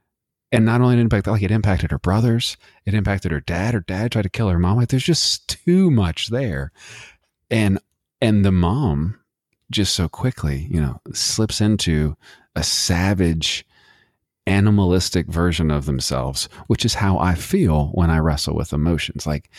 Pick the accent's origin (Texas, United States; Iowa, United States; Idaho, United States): Texas, United States; And we're both from Texas, both from the nasty, dirty desert of Texas.